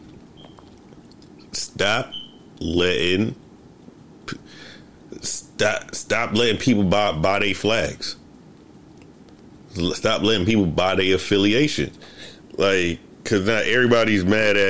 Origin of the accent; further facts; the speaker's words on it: New York City, New York, United States; growing up in the Bronx, we had a group of friends